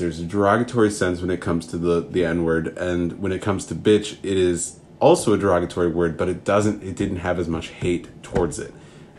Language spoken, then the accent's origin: English; Minnesota, United States; accent: Minnesota; Oh, just in that Minnesota accent. I'm from Minnesota.